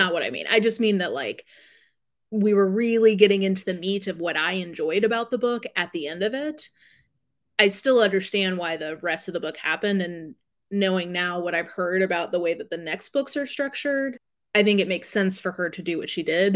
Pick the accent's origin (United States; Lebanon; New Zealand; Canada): Canada; we don't have T V in Canada